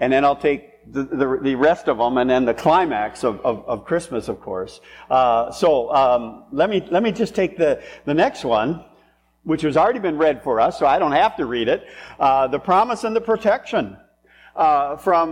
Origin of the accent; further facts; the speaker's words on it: French Lake, United States; I grew up in French Lake